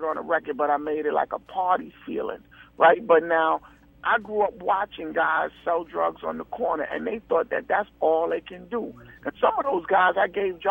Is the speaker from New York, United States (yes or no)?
yes; New York City, New York, United States; I grew up in Harlem